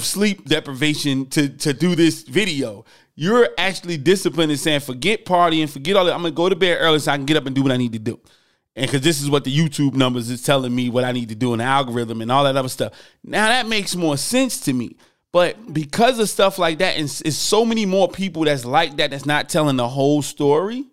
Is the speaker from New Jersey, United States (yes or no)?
yes; Newark, New Jersey, United States; moved away; I'm from Newark, New Jersey originally. We yell, we big, you know, we right outside New York.